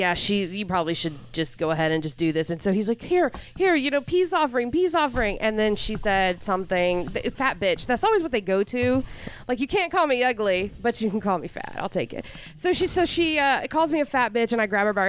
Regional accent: Newberry, Florida, United States; also born or lived in Gainesville, Florida; I was born in Gainesville, I grew up in Newberry

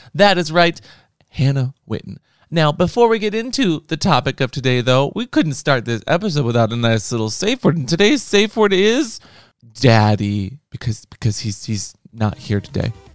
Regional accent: United States; I'm an American

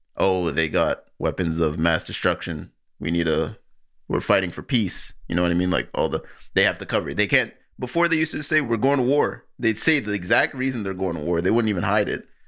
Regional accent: Nigeria; I'm Nigerian

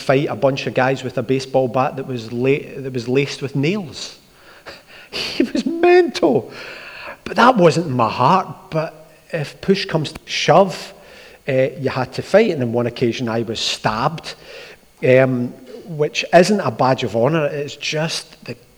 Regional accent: Glasgow, Scotland, United Kingdom; I grew up in Askeem in Glasgow.

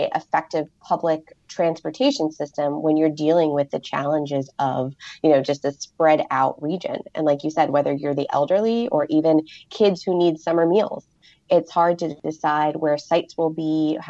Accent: Pittsburgh, Pennsylvania, United States; I grew up in Pittsburgh, so not far from West Virginia

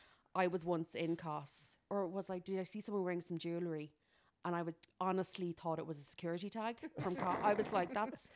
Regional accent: Kildare, Leinster, Ireland; I'm from Kildare.

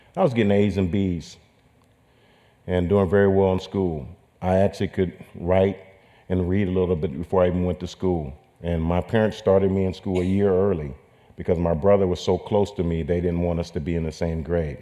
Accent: Sacramento, California, United States; I was raised in Sacramento, California

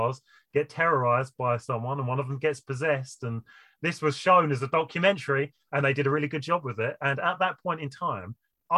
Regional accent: United Kingdom; as a British person

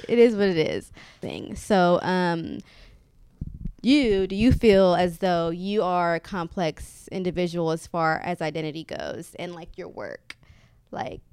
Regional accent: Kenya; also born or lived in Houston; now in New York City, United States; I'm from Kenya

